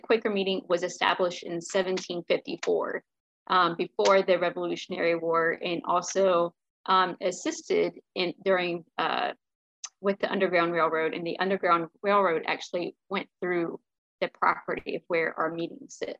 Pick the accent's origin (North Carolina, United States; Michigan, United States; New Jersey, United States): North Carolina, United States; Greensboro; I grew up in Greensboro, North Carolina.